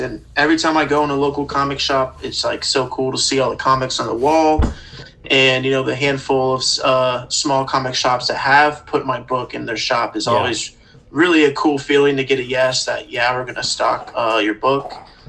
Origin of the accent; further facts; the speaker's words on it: Tampa, Florida, United States; I'm from Tampa Bay. I love Florida